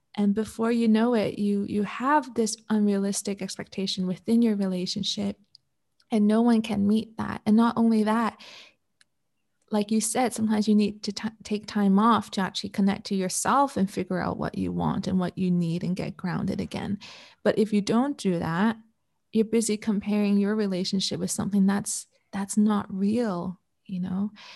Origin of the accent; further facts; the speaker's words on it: Canada; now in Malaysia; I'm Canadian